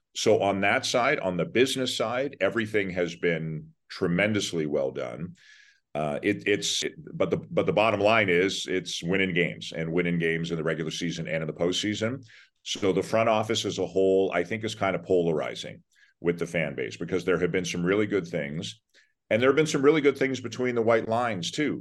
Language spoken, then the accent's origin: English; Toronto, Ontario, Canada; I'm from Toronto too. So I, you know, I grew up, I'm born there, grew up there.